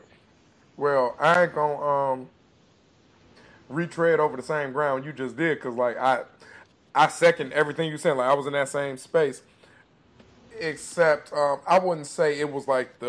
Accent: Detroit, Michigan, United States; I'm from Detroit. I'm from the East Side. I'm from the hood.

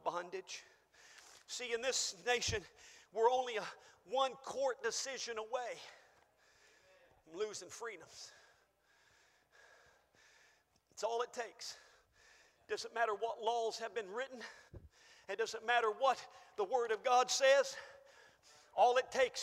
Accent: United States; I am an American

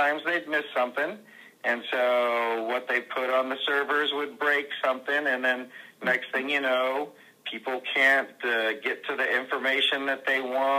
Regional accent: California, United States; moved away as an adult; also born or lived in Southern Indiana; now in Indiana, United States; we came to Southern Indiana from California. It was where I was born and raised in 1998

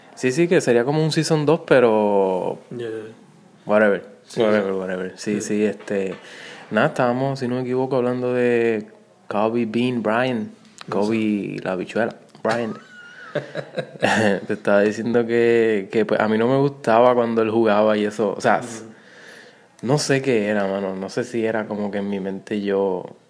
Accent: Guayanilla, Puerto Rico; yo que soy de, allí de Guayanilla

